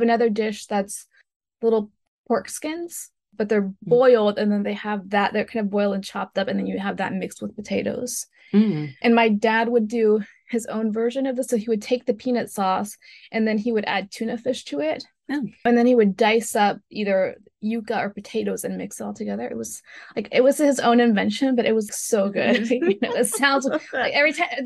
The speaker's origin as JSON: {"language": "English", "region": "Loja", "country": "Ecuador", "tie": "born or raised there", "moved": "yes", "said": "my hometown Loja"}